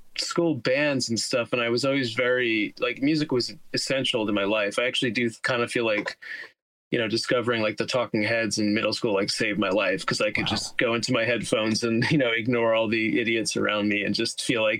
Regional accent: Teaneck, New Jersey, United States; now in Queens, United States

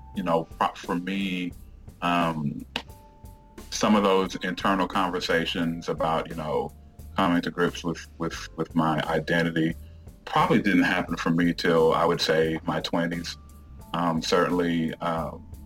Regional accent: Houston, Texas, United States; also born or lived in Jamaica / Dallas; I grew up in the Houston area

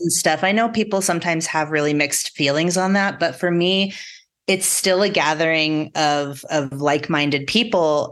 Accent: La Junta, Colorado, United States; moved away; I grew up in the Southeastern Plains, so out kinda even closer to Kansas

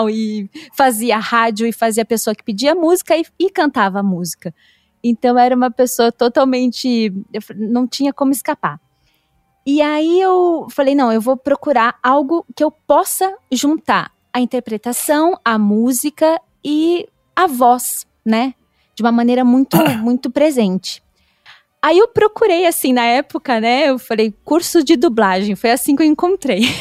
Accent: São Paulo, Brazil; Eu me mudei, porque eu sou do interior de São Paulo, então eu tive que ir para São Paulo para começar.

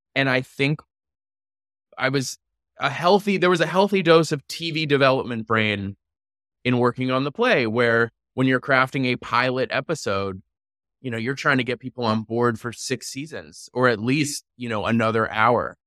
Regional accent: New York City, New York, United States; I grew up in New York City

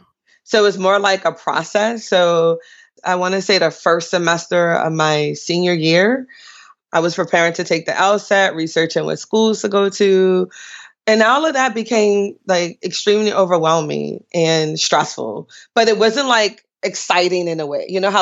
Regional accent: New Orleans, Louisiana, United States; I grew up in New Orleans. We sort of identify with the wards, which are actually voting wards. So I grew up in the 7th ward, New Orleans, which the time now I grew up was predominantly black or all black, maybe.

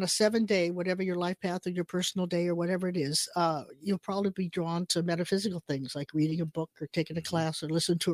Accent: Chelan, Washington, United States; I was born in Chelan

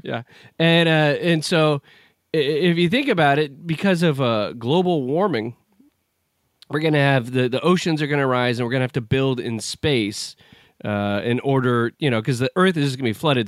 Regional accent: United States; I'm an American

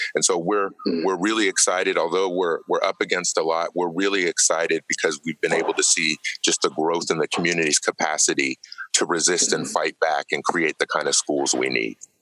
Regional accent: Oakland, California, United States; I was born and raised in Oakland here

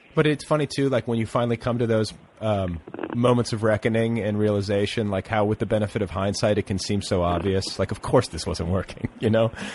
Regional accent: Indiana, United States; I grew up in Indiana

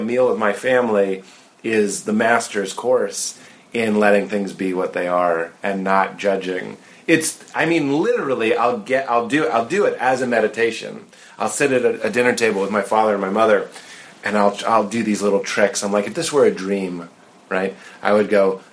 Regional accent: Boston, Massachusetts, United States; I come from Boston

